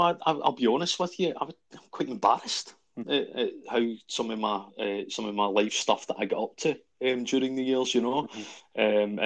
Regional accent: Glasgow, Scotland, United Kingdom; I was born in Maryhill in Glasgow. And more or less from day one, I was raised by my gran and granddad

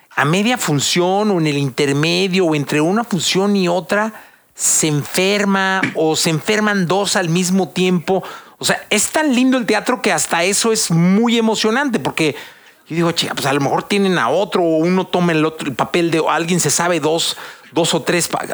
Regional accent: Mexico

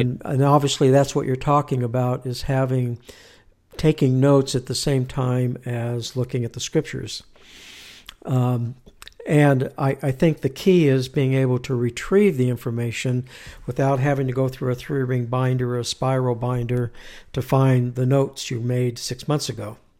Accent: Southern California, United States; moved away as an adult; now in Utah, United States; I'm from California, born and raised

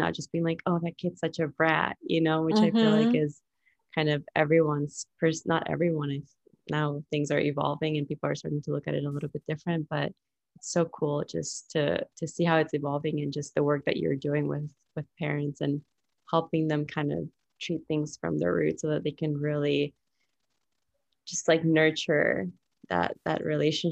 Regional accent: Colombia; moved away; I'm Colombian, so I was like born and raised in Colombia

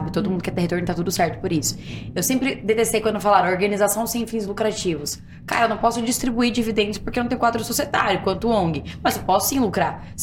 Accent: Guarulhos, São Paulo, Brazil; Eu sou de Guarulhos, eu brinco assim, gente, eu sou prova viva, Guarulhos tem mais que aeroporto, tem gente que mora lá, então eu sou de Guarulhos.

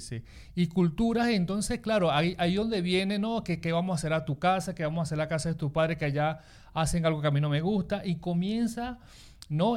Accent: Lara, Venezuela; also born or lived in Maracaibo; now in Spain; yo soy de Lara

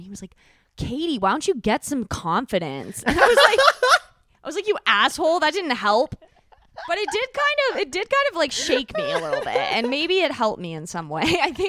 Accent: Calabasas, California, United States; So rich. I grew up

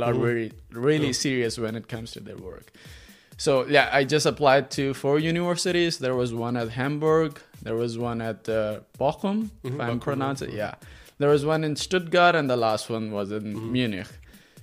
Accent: Pakistan; moved away; I'm from Pakistan, and I'm by profession a civil engineer

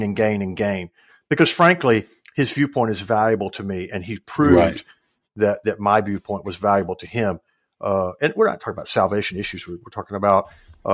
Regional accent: West Tennessee, United States; I come from West Tennessee

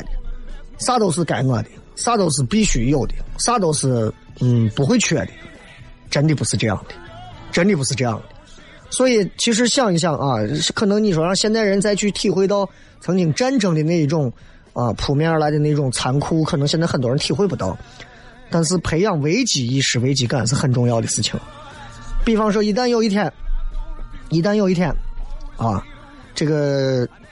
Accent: China; 作为中国人来讲，我就觉得没有又危及一时

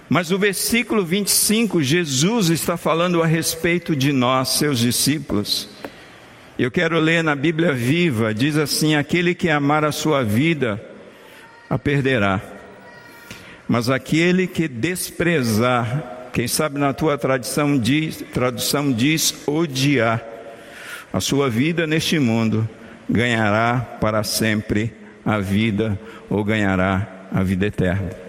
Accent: Bahia, Brazil; o pastor Josaniel, que é baiano como eu sou baiano

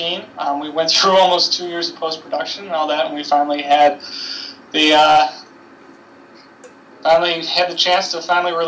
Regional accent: Buffalo, New York, United States; I'm able to stay at my hometown

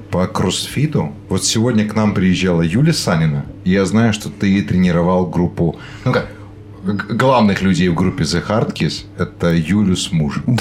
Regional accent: Dnipro, Dnipropetrovsk Oblast, Ukraine; moved away as an adult; now in Qatar; я родом из Днепропетровска.

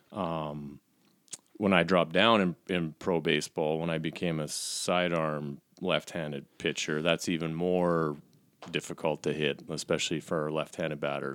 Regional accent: Calgary, Alberta, Canada; I grew up here in Calgary

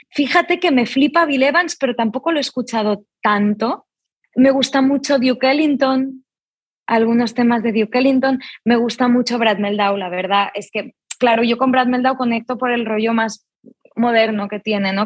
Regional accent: Barcelona, Catalonia, Spain; soy yo padre de Argentina, madre de Suiza, nacida en Barcelona

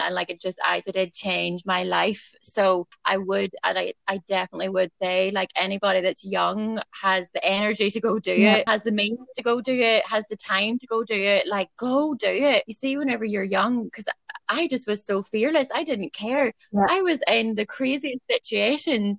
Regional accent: Ballycastle, Northern Ireland, United Kingdom; I'm from Ballycastle, where the girls are from.

